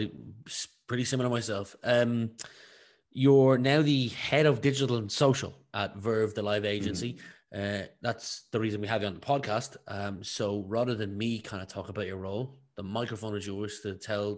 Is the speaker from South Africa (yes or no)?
no; Ireland; I am from a place similar. Everyone drives through it, Rathaus, but if they live here, they just sleep here, but they don't live here.